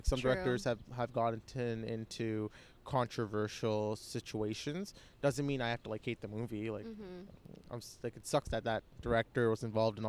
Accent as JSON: {"language": "English", "town": "Markham", "region": "Ontario", "country": "Canada", "tie": "born or raised there", "said": "I grew up in Markham."}